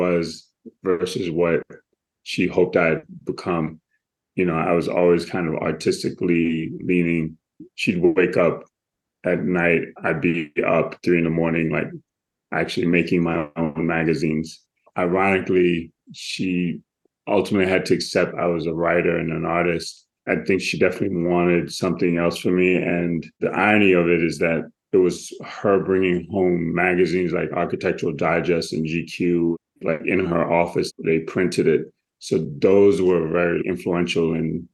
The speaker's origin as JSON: {"language": "English", "town": "New York City", "region": "New York", "country": "United States", "tie": "born or raised there", "said": "Growing up in Brooklyn, being Caribbean, growing up in the Williamsburg Projects"}